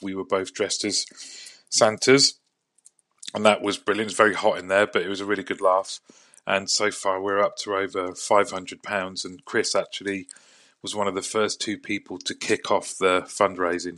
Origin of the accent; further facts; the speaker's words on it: United Kingdom; as British people